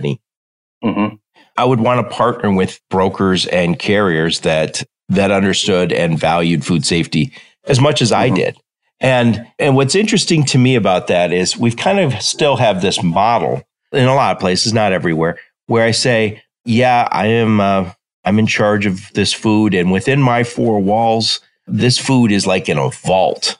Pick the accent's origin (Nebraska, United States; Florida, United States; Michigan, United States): Michigan, United States; Detroit; I'm from Detroit and I worked in automotive for a long time.